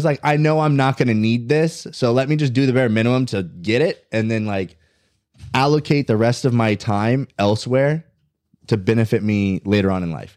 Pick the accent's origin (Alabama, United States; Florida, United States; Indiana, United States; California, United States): Indiana, United States; Lafayette; moved away; I grew up in Indiana, Lafayette, Indiana